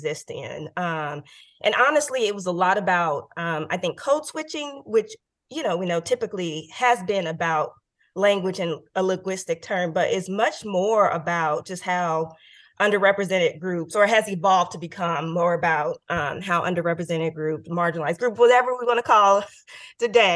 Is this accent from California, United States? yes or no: yes; Oakland, California, United States; also born or lived in New Haven, Connecticut; my friends that I grew up with in Oakland